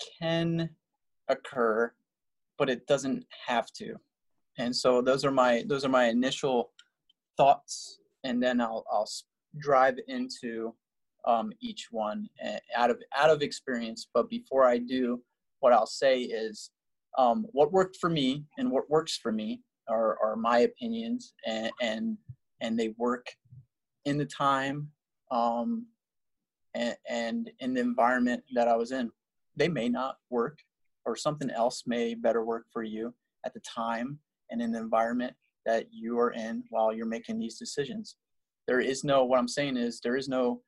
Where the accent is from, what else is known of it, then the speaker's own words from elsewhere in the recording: New Jersey, United States; moved away; I'm from New Jersey, and we don't have a team.